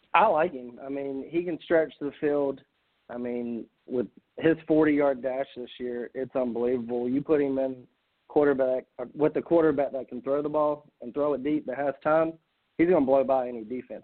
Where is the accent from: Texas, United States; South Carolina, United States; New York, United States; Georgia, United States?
South Carolina, United States; I'm from South Carolina